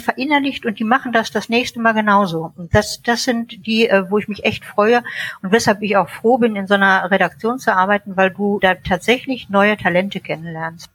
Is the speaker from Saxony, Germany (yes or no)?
no; North Rhine-Westphalia, Germany; moved away; also born or lived in Munich; in München geboren, in NRW aufgewachsen und lebe inzwischen äh, in der deutschen Toskana